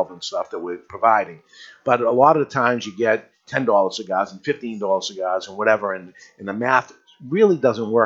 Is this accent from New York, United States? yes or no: no; Boston, Massachusetts, United States; accent: New England; Along with the New England accent, yes, we are up here. We're from the Boston area